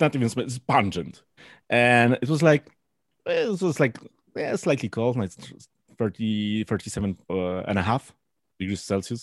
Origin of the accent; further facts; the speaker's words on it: Poland; I'm from Poland